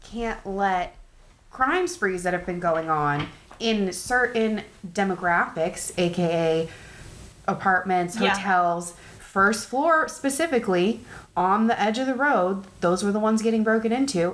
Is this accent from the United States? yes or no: yes; United States